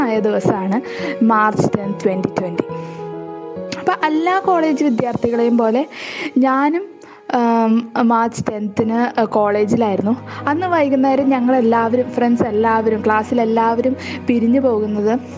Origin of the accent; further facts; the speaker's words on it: Chalakudy, Kerala, India; ഞാൻ ചാലക്കുടിയിൽ നിന്നാട്ടോ